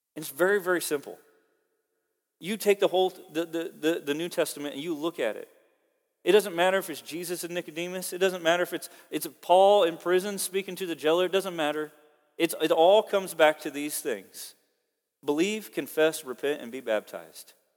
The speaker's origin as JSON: {"language": "English", "region": "Oklahoma", "country": "United States", "moved": "yes", "lives_now": "Kansas, United States", "said": "I'm from Oklahoma"}